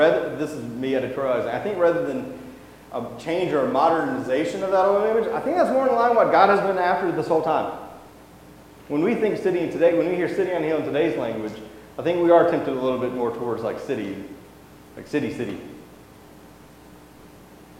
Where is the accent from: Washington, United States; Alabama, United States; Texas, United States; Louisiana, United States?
Alabama, United States; now in Mississippi, United States; I'm from Alabama, and I live in Mississippi now